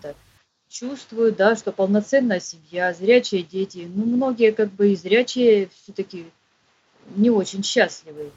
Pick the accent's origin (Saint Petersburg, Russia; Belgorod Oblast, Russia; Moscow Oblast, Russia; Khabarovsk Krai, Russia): Khabarovsk Krai, Russia; Khabarovsk; moved away as an adult; also born or lived in Petropavlovsk-Kamchatsky / Kursk / Rostov-on-Don; Я жила в Хабаровске